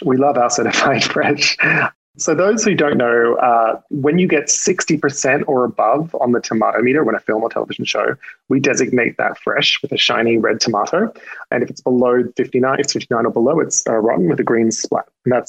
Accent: Australia; You probably can't tell from my accent because I've lost some of it, but I am not from these parts. And one of my, I tend to have a fondness for Australian horror movies because I'm Australian.

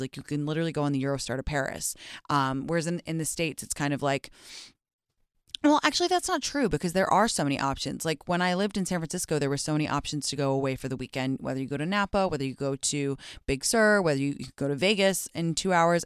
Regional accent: London, United Kingdom; moved away; I grew up in London, obviously, and in England

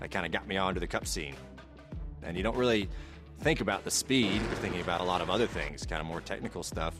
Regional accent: High Point, North Carolina, United States; also born or lived in Ohio; I am born in Ohio, and I grew up in High Point, North Carolina.

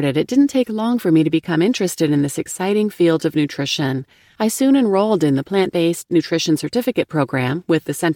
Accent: Turkey; moved away; I also spend a lot of time in my home country of Turkey

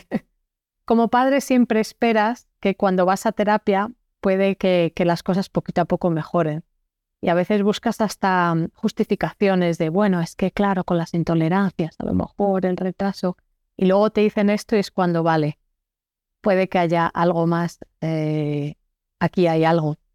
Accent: Spain; moved away as an adult; now in Belgium; yo soy una española que vive en Bélgica desde hace 12 años

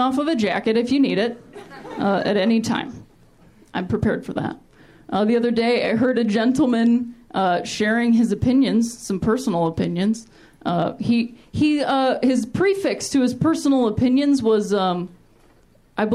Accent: Ohio, United States; also born or lived in Chicago; now in Los Angeles, United States; I'm also from Ohio originally

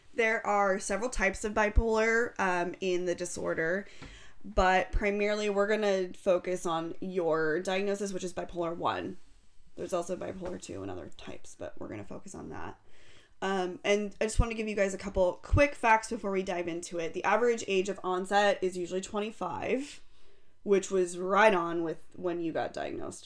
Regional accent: Fresno, California, United States; born or raised there

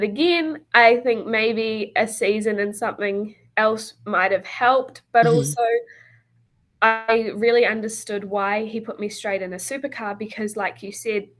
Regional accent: New Zealand; also born or lived in Australia; when I grew up, I lived in New Zealand all through high school, but I also raced in Australia

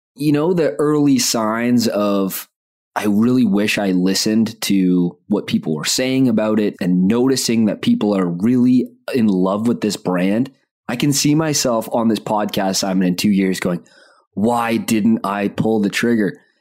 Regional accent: Canada

